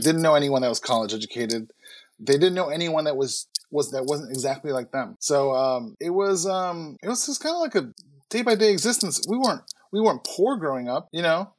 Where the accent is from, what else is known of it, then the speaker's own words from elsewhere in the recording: Chicago, Illinois, United States; I grew up in Chicago.